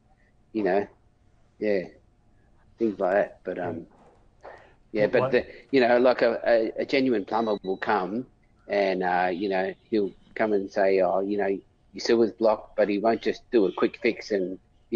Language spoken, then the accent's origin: English; Australia; being an Australian plumber